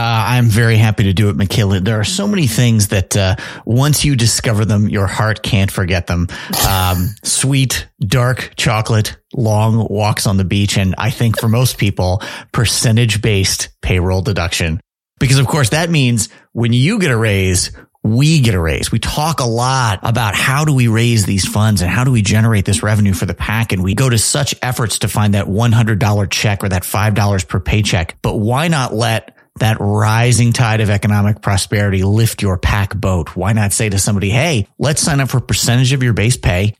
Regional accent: Chicago, Illinois, United States; I'm from Chicago

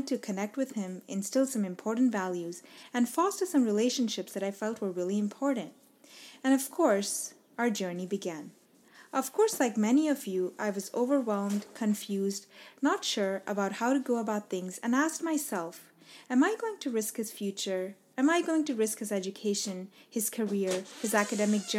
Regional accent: Dubai, United Arab Emirates; moved away as an adult; now in United States; I was born and raised in Dubai

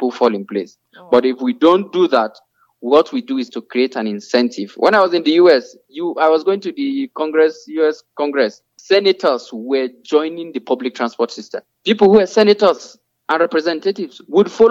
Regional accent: Nigeria; Nigerians are smart people. We thrive in whatever environment we find ourselves.

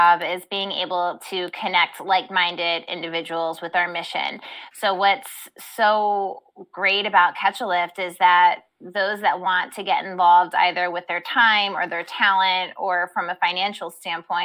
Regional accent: Baltimore, Maryland, United States; I grew up here in Baltimore

